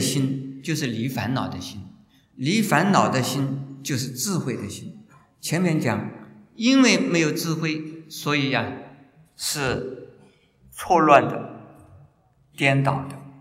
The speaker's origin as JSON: {"language": "Chinese", "country": "China", "also_born_or_lived": "Japan / United States", "moved": "yes", "said": "我说我们中国人有妒忌心"}